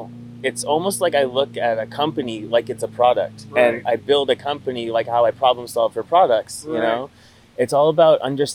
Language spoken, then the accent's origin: English; Canada; moved away as an adult; also born or lived in England; I moved to England for where I decided I was going to, because I'm Canadian, could get an easy visa.